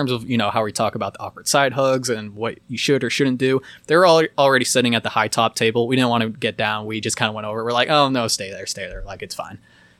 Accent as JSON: {"language": "English", "town": "Boulder", "region": "Colorado", "country": "United States", "tie": "born there", "said": "I was born in Boulder."}